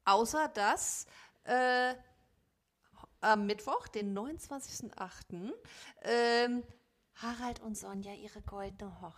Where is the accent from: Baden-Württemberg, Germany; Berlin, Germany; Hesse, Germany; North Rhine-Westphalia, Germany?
Hesse, Germany; Frankfurt; wir sind aus Frankfurt.